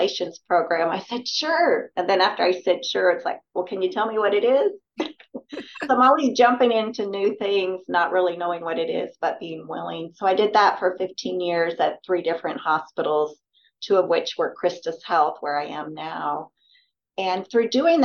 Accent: Washington, United States; also born or lived in Oregon / Gillette, Wyoming; now in Texas, United States; I was born in Oregon and grew up in Washington.

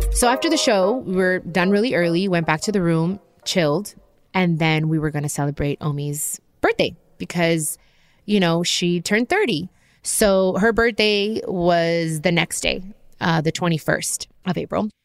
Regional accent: Long Beach, California, United States; I'm from Long Beach. We're both Mexican-American

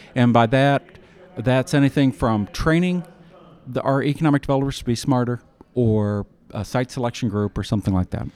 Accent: Iowa, United States; now in Kansas City, United States; I'm from Iowa

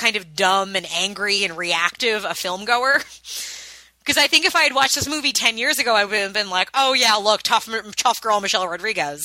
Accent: suburban Long Island, New York, United States; me having grown up a white girl in suburban Long Island

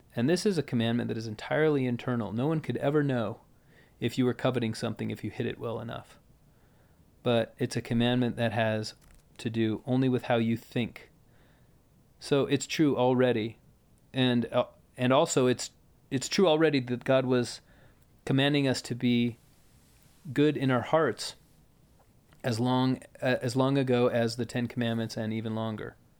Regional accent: United States; we grew up in America

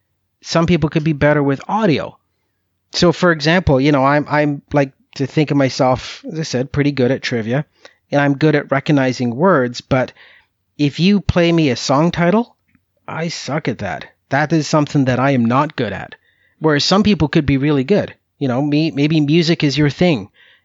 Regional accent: Canada; lifelong interest and love of U.S. politics, which some people may find very bizarre, seeing as how I'm from Canada.

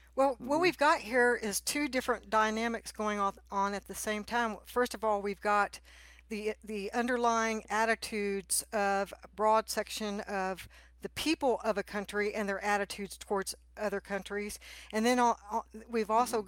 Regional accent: Texas, United States; I grew up in Texas

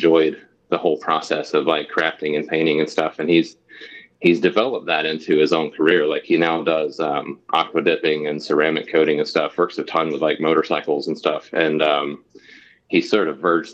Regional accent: Anderson County, South Carolina, United States; also born or lived in Charleston, South Carolina; I grew up in like rural Anderson County

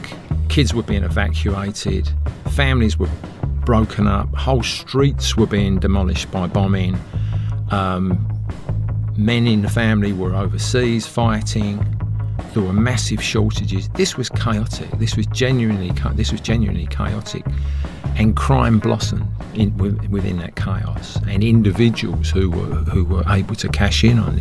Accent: London, United Kingdom; moved away as an adult; also born or lived in Oxford / Durham; I was brought up in Plaistow in East London

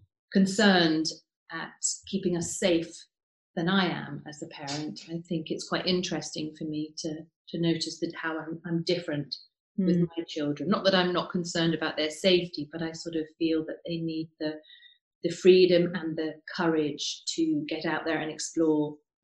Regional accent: Cambridge, East of England, United Kingdom; I was born in Cambridge, where I grew up

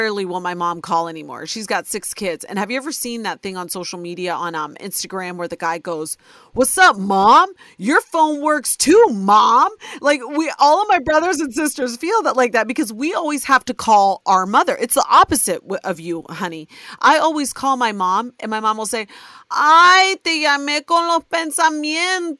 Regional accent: Ohio, United States; born or raised there

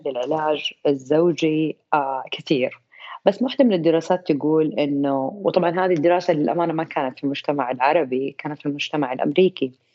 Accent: Saudi Arabia; عندنا في السعوديه

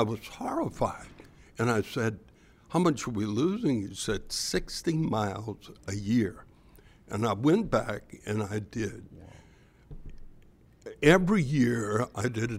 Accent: Louisiana, United States; born or raised there

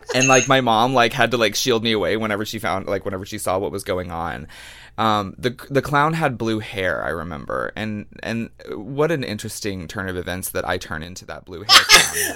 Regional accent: Longview, Texas, United States; moved away; I come from Longview, Texas

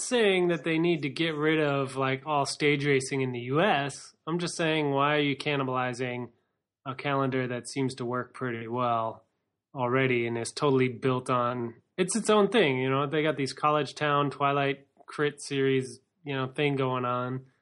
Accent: United States; we're American.

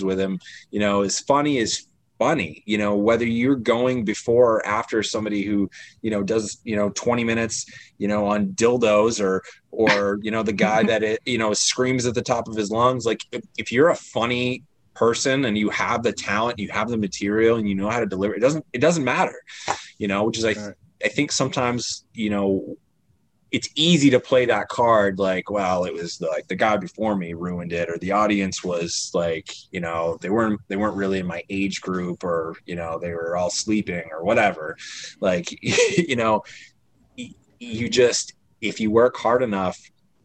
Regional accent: Maine, United States; also born or lived in Chicago; I'm from Maine

